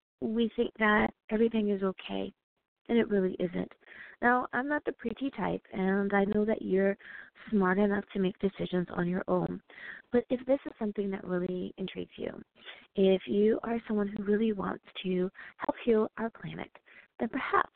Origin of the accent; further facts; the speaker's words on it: United States; my home country, woohoo, the United States of America